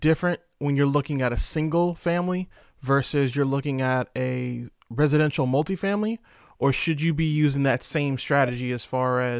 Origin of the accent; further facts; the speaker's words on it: Virginia, United States; I'm from Virginia as well